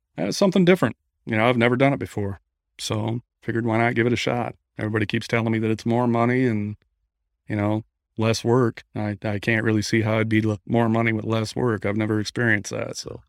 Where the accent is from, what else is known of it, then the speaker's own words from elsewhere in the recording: Midland, Michigan, United States; moved away as an adult; now in Gulf Shores, United States; originally I'm from Midland, Michigan, but moved down to Gulf Shores, Alabama, about five years ago